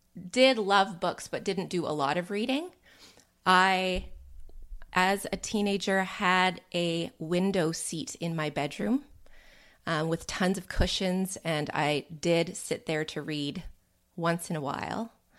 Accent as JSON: {"language": "English", "country": "Canada", "said": "I'm a Canadian"}